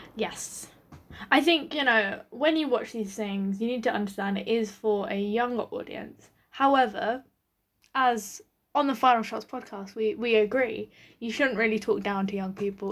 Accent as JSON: {"language": "English", "country": "United Kingdom", "said": "as a British audience"}